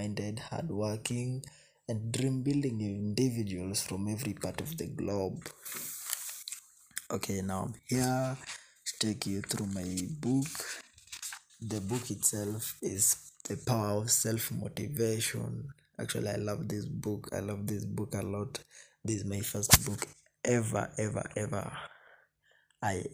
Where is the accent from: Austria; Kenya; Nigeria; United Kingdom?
Kenya; I'm a Kenyan citizen by birth